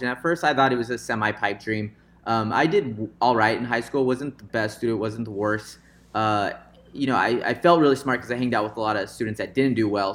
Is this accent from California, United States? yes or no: yes; Visalia, California, United States; now in Fresno, United States; I was born into uh, a suburb or a small town called Visalia, kind of the outskirts of Fresno here, and um, a big influence was my dad because when we grew up in Visalia